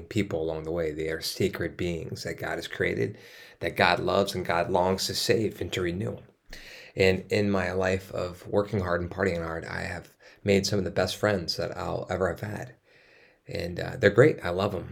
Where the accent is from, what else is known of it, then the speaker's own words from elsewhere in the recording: East Coast, United States; moved away; I grew up on the East Coast